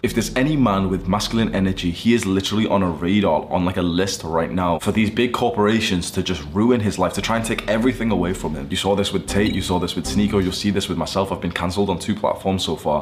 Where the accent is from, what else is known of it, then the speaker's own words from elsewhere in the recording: United Kingdom; moved away as an adult; now in Dubai, United Arab Emirates; my kickboxing club in my hometown back in the UK